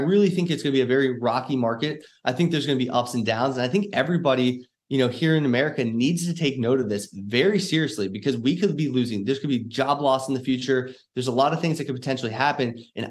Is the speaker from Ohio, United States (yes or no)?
yes; Cincinnati, Ohio, United States; now in Dallas, United States; I came from Cincinnati, Ohio. This year we moved to DFW area.